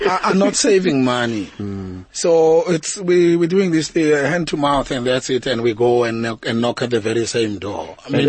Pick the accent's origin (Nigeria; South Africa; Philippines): South Africa; we need to find our culture as South African artists